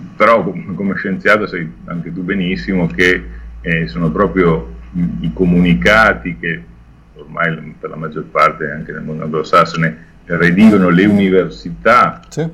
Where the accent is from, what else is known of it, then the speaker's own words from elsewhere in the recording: Milan, Lombardy, Italy; sono milanese da sempre